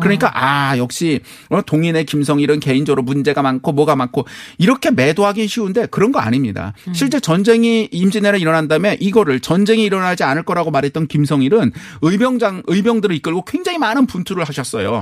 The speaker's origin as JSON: {"language": "Korean", "country": "South Korea", "said": "제가 한국 사람이어서가 아니라"}